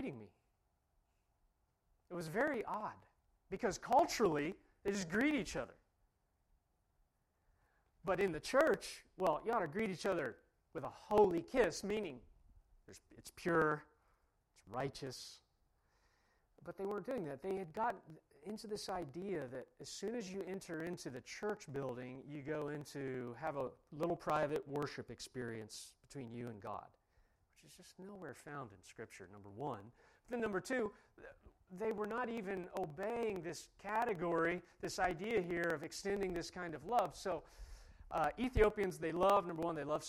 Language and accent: English; Ohio, United States; I'm from Ohio